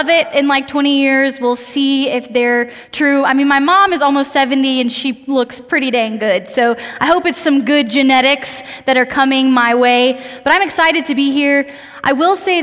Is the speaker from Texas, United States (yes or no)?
yes; Austin, Texas, United States; moved away as an adult; now in Lubbock, United States; I'm originally from Austin. I came to go to school at Texas Tech